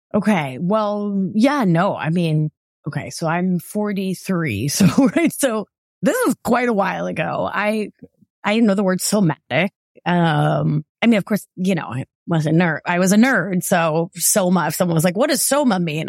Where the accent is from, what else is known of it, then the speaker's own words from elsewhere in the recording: Providence, Rhode Island, United States; moved away; growing up in Providence